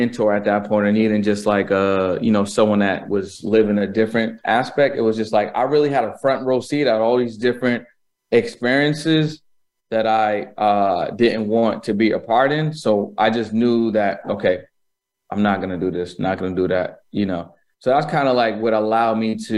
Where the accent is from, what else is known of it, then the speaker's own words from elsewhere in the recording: Boston, Massachusetts, United States; I was born in Boston, Massachusetts